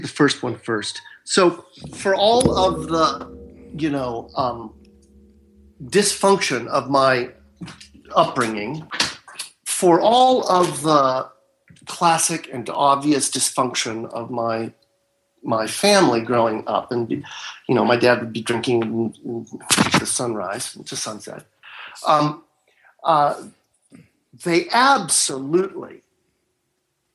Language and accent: English; Marin County, Northern California, United States; now in Southern California, United States; I was raised in Northern California, in Marin County